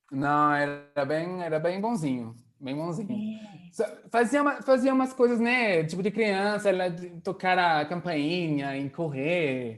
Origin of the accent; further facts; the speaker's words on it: Tonneville, Normandy, France; Portuguese is a second language; moved away as an adult; also born or lived in Nantes; now in Brazil; eu sou da Normandia.